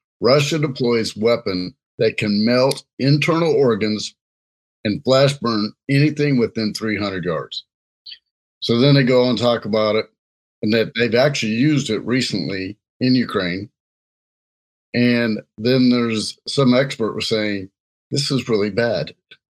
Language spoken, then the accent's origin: English; Jamaica; Hey, I'm Jamaican, so sometimes they bad.